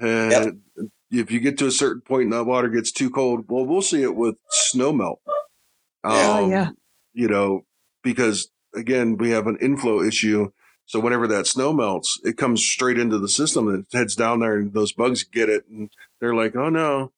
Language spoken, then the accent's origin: English; Chicago, Illinois, United States; now in Flagstaff, United States; I came from Chicago. Flagstaff doesn't get as cold as Chicago.